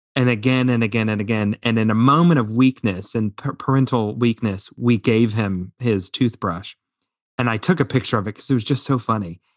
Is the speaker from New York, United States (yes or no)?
no; Indiana, United States; growing up in Indiana.